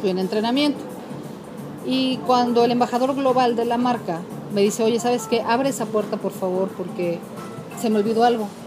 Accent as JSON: {"language": "Spanish", "country": "Mexico", "said": "yo soy mexicana"}